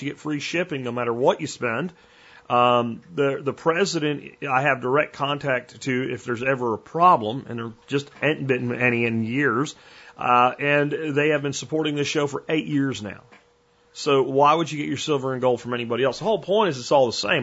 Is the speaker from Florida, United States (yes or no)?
yes; Florida, United States; now in Texas, United States; when I grew up in Florida